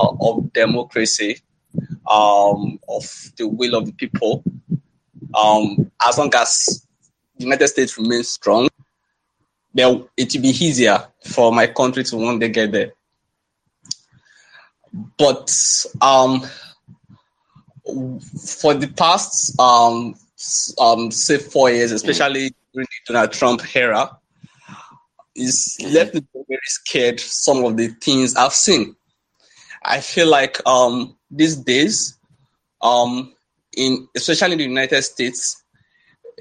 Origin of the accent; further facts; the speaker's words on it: Nigeria; I'm also from Africa